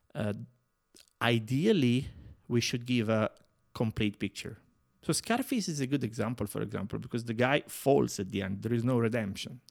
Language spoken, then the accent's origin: English; near Naples, Campania, Italy; English is a second language; moved away as an adult; now in Prague, Czechia; I was born near Napoli, in the south of Italy.